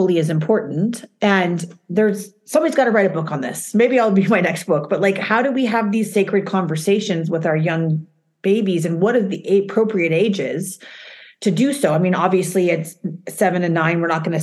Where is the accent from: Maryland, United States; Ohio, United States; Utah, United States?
Utah, United States; now in New York, United States; Now I was raised in Utah